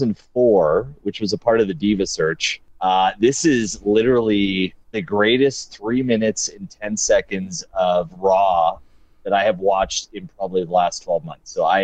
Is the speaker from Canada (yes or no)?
yes; Canada; I am from Canada.